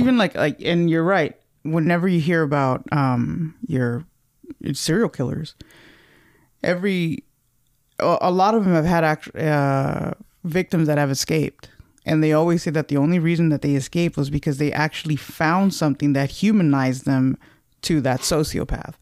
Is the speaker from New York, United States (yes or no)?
no; California, United States; moved away; ever since I left California